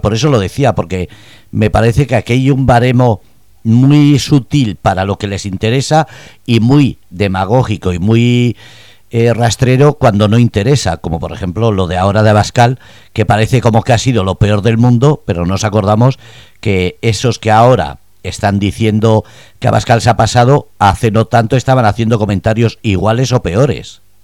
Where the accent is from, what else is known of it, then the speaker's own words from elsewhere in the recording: Spain; now in Germany; como española y como persona que vives en Alemania